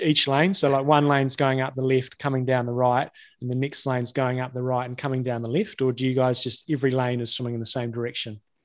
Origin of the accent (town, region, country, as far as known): New Zealand